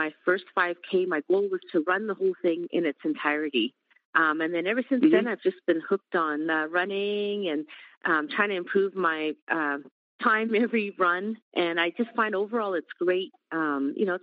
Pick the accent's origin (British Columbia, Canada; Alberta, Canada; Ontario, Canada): Alberta, Canada; Calgary; now in Seattle, United States; I'm Canadian. I was born up in Calgary. I've been in Seattle area for well over a decade now